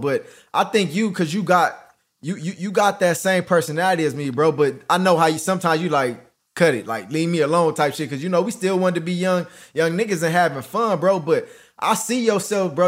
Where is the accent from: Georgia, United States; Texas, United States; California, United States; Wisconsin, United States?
California, United States; Los Angeles; I came from Crenshaw.